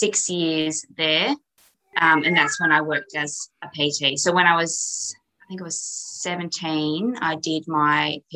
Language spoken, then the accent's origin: English; Western Australia, Australia; also born or lived in Kununurra, Western Australia; I grew up in Camille, which is a small rural town in WA, West Australia.